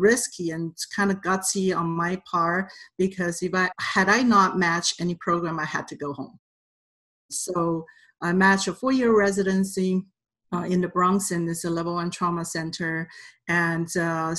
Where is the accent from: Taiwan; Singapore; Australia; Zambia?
Taiwan; Taipei; English is a second language; moved away as an adult; now in United States; I came here in 1991 as a foreign student. I was on a F1 visa, and I'm originally from Taipei, Taiwan.